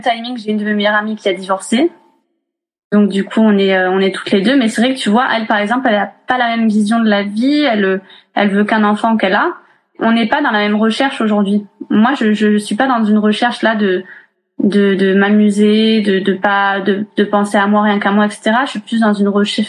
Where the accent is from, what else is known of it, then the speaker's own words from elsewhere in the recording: Montpellier, Occitania, France; je viens de Montpellier, j'ai 32 ans